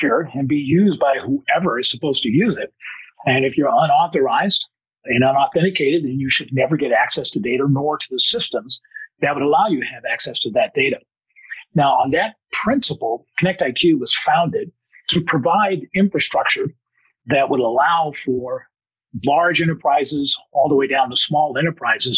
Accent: Oakland, California, United States; I am originally from the Bay Area, so what is now Silicon Valley, although I'm an East Bay guy, Alameda, Oakland

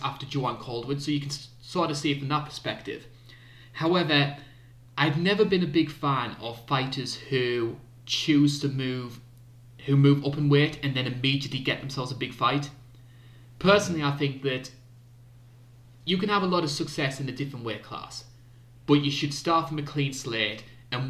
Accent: United Kingdom; being British

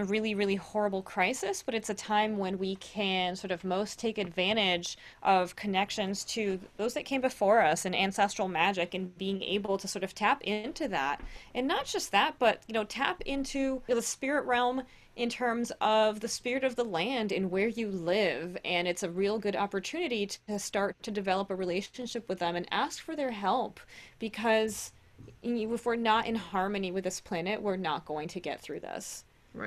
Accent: Brazil; now in United States; being Brazilian, right, I grew up in Brazil

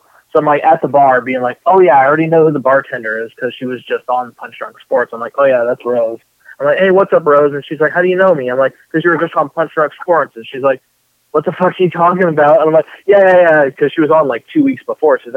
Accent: Puyallup, Washington, United States; I grew up in Puyallup

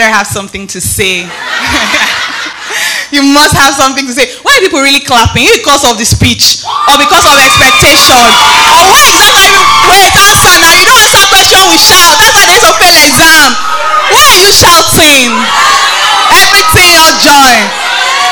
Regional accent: Nigeria; moved away; also born or lived in Benin City, Nigeria / Lagos, Nigeria; When I was growing up in Benin, I had great pastors. Growing up in Lagos, Pastor Tyron, Pastor Bimbo Odukoya

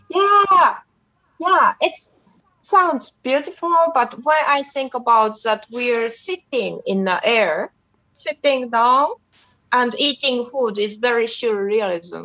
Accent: Japan; in my hometown in Japan

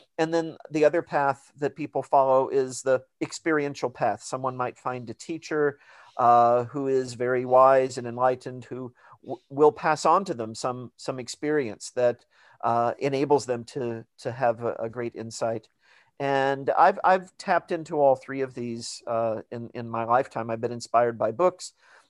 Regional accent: Missouri, United States; And I encountered that when I was growing up in Missouri. I grew up Catholic, and in the small town where I lived, there's a very sort of conservative, mainly evangelical Protestant community.

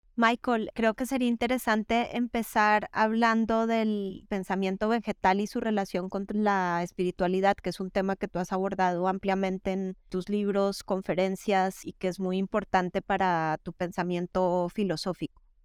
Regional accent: Bogotá, Colombia; born or raised there; now in Spain

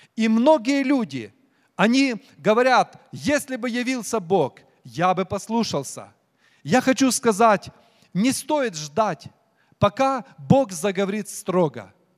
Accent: Ukraine; moved away; я украинец

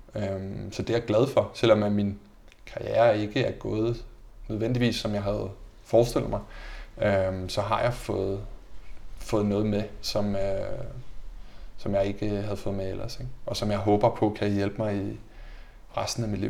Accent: Denmark; moved away as an adult; also born or lived in Braunschweig, Germany / Mainz, Germany / Fürth, Germany / Enschede, Netherlands; som dansker

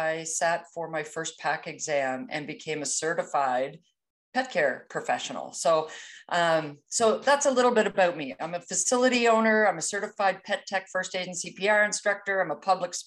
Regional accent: East Coast of Canada, Atlantic Canada, Canada; I'm Canadian, so you may pick up on a few idiosyncrasies as far as my language goes a little bit, but I hail from the East Coast of Canada.

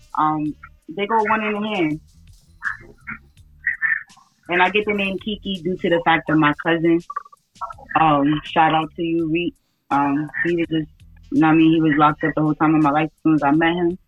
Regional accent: New York City, New York, United States; also born or lived in Pennsylvania; I was born and raised in Pennsylvania, but mostly raised out in Brooklyn, so I'm mostly a Brooklynite

